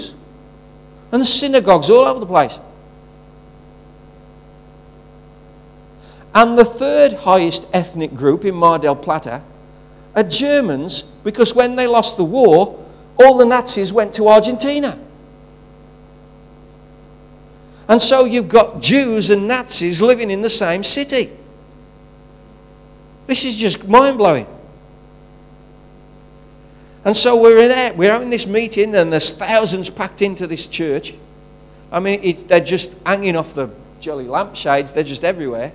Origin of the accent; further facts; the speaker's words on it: England, United Kingdom; I'm English